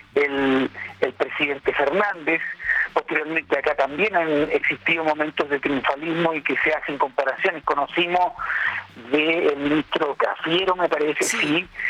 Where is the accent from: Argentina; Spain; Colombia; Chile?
Chile; En nuestra población, somos los, chilenos